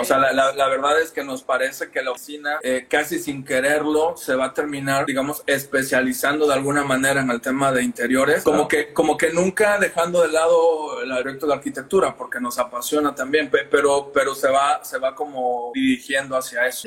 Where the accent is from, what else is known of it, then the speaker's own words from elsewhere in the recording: Veracruz, Mexico; moved away as an adult; now in Mexico City, Mexico; ambos somos de Veracruz